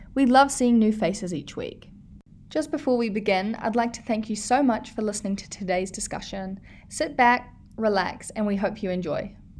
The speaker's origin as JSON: {"language": "English", "country": "New Zealand", "said": "I'm from New Zealand."}